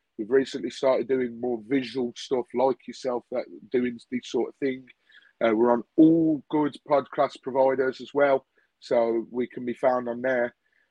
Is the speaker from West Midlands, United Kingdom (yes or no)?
yes; Birmingham, West Midlands, United Kingdom; Originally, as you can tell from my accent, I am from Birmingham.